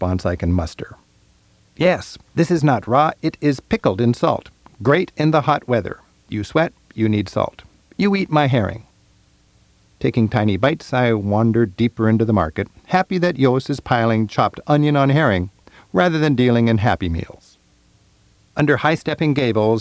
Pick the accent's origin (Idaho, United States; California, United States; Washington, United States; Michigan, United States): Washington, United States; Seattle; I'm from Seattle